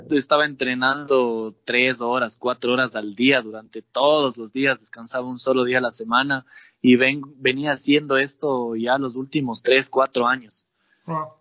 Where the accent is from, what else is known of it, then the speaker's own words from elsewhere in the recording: Ibarra, Imbabura, Ecuador; now in Atuntaqui, Ecuador; yo nací en Ibarra, pero vivo he vivido la mitad de mi vida en Ibarra y en Atuntaqui. Mis papás son netamente de Atuntaqui